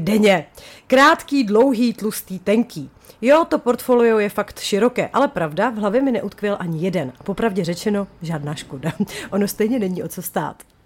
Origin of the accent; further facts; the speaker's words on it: Chomutov, Ústí nad Labem Region, Czechia; jsem z Chomutová